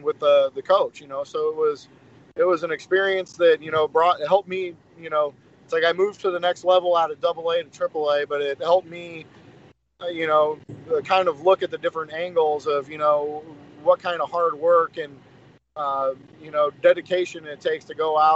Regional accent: Springfield, Illinois, United States; Growing up in Springfield youth hockey

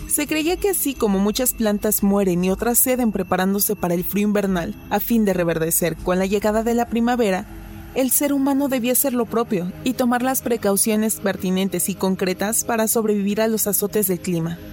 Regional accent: Mexico; tenemos como mexicanos

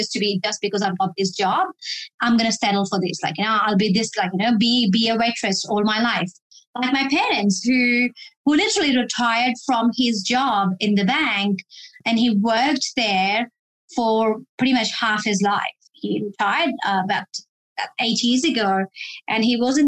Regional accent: Delhi, India; moved away as an adult; now in Australia; I was born and brought up in Delhi, India, and I came to Australia, which is my current country I'm living in.

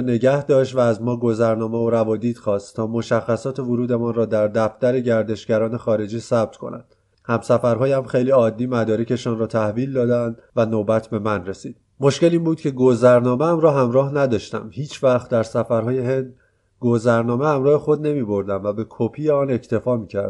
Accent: Iran; از ایران به شوق دیدنشان آمدم

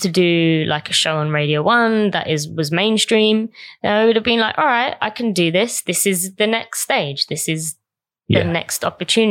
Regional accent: Croydon, London, United Kingdom; I grew up in South London and grew up in Croydon around not many Asians.

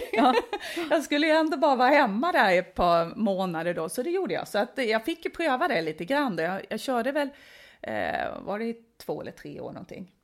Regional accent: Småland, Sweden; accent: skorrande R; now in Stockholm, Sweden; jag är född och uppvuxen nere i Småland

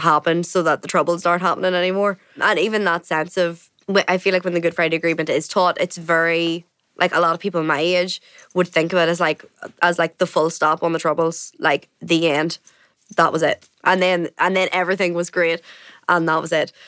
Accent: Coalisland, County Tyrone, Northern Ireland, United Kingdom; I'm from Cullinan, County Tyrone

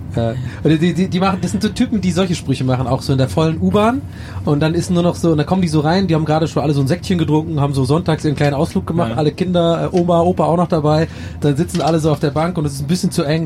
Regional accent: Ireland; now in Germany; wir Iren

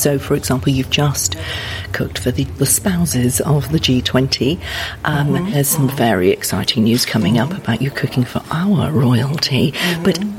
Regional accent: Malaysia; moved away; I grew up on Malay food because I grew up in Malaysia

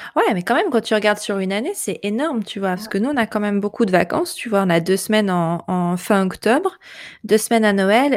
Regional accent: France; chez nous, en France

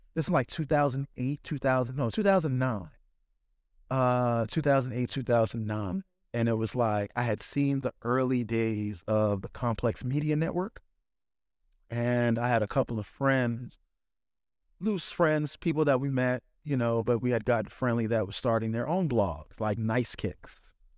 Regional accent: Lefrak City, New York, United States; Sneaker Steve is the same Steve that I grew up with in Left Rock

